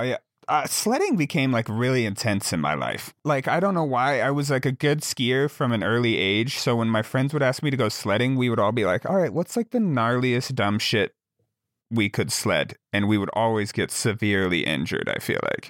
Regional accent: Jackson, Wyoming, United States; now in Montana, United States; I grew up in Jackson, Wyoming

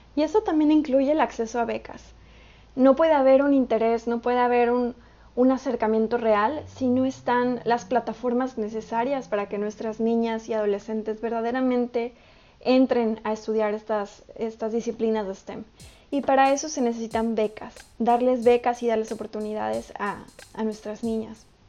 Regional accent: Mexico; yo soy mexicana, entonces este, pongo ahí el ejemplo de mi país

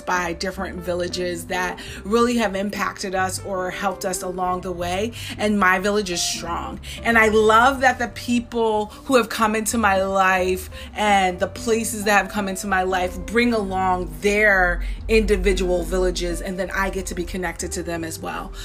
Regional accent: Saratoga, United States; when I was growing up in Saratoga

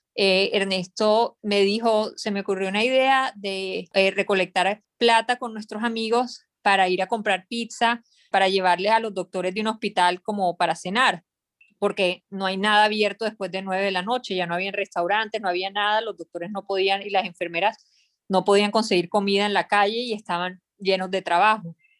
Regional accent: Barranquilla, Atlántico, Colombia; also born or lived in Bogotá, Colombia / New York, United States / Miami, United States; now in Panama; yo soy de Barranquilla, Colombia

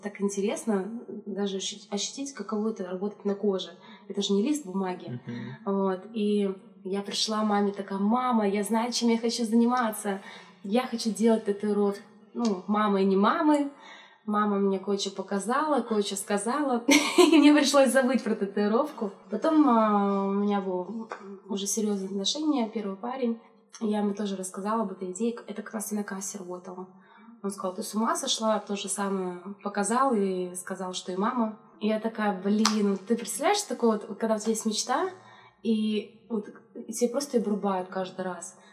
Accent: Chelyabinsk, Chelyabinsk Oblast, Russia; я из Челябинска, у меня там родители

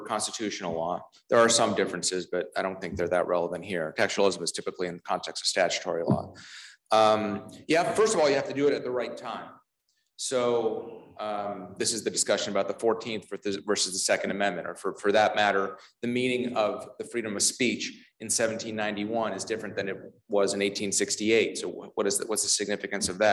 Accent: Ontario, Canada; moved away as an adult; now in Washington, D.C. area, United States; I grew up in Ontario, but then I've been in the DC area for 17 years now, which is longer than I lived in Canada

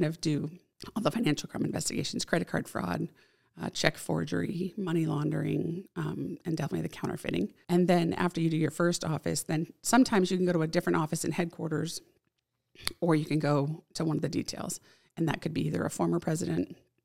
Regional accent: Phoenix, Arizona, United States; also born or lived in Illinois / Flagstaff, Arizona; we moved to Phoenix, Arizona when I was 3. So almost all my schooling was done there

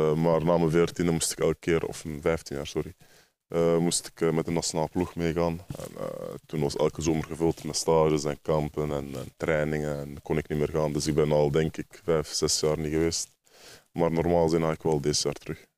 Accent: Ghent, Flanders, Belgium; ik kom uit Gent

